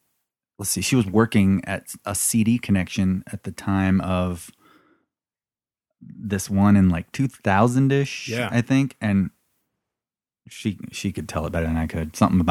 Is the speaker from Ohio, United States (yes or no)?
no; Anderson, Indiana, United States; I was born in Anderson, Indiana.